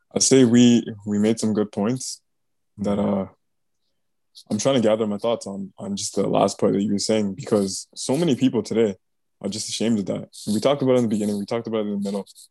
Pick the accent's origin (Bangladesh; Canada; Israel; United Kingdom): Bangladesh; I'm from Bangladesh